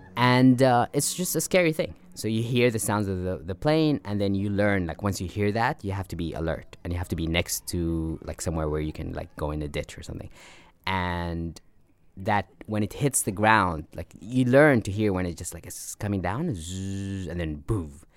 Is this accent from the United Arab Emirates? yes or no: yes; Abu Dhabi, United Arab Emirates; also born or lived in Sudan; we moved to United Arab Emirates, and I grew up in Abu Dhabi